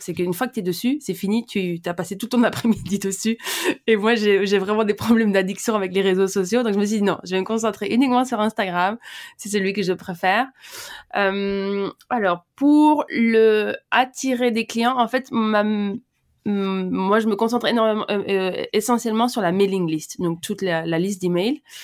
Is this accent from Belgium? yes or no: yes; Brussels, Brussels-Capital Region, Belgium; j'ai grandi à Bruxelles